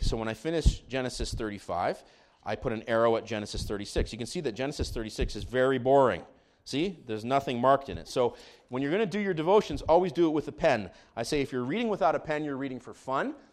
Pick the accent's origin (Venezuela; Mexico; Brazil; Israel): Israel; moved away; Actually, I'm from Israel. I grew up in Israel.